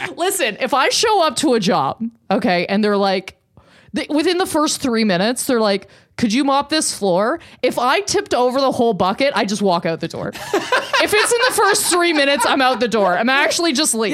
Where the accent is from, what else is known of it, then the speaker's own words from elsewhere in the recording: Canada; I am deeply Canadian